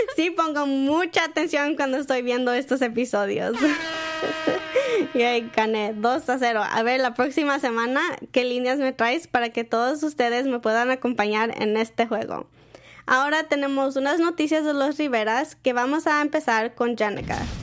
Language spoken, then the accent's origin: Spanish; Mexico; now in United States; nosotros como mexicanos no hacemos bridal shower ni bachelorette party